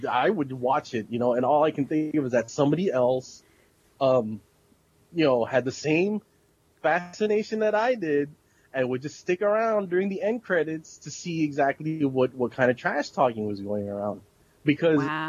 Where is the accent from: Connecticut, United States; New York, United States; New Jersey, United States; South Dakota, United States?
New York, United States; moved away; a little kid that would go in there and buy fan subs up in Chinatown because I'm originally from New York